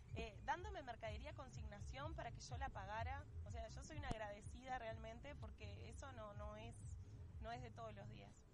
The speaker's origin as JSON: {"language": "Spanish", "country": "Uruguay", "said": "ser uruguayos"}